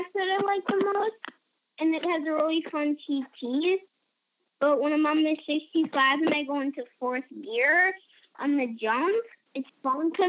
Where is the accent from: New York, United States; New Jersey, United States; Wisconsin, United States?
Wisconsin, United States; Wisconsin, USA